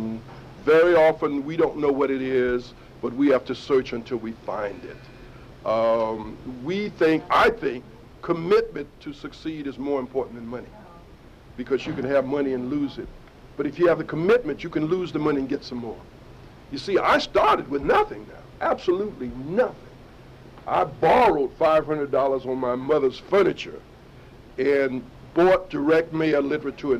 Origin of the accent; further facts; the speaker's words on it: Arkansas, United States; I'm from Arkansas